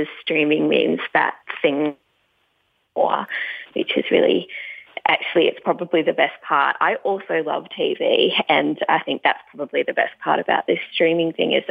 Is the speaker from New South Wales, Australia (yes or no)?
no; Tasmania, Australia; moved away; also born or lived in California; I grew up in Tasmania. I'm not there now, so I'm happy to say that I grew up down in Tasmania